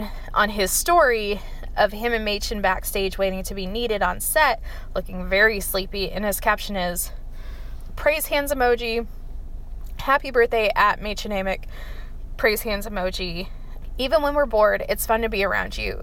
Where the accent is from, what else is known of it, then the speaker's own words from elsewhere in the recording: West Texas, United States; I grew up in West Texas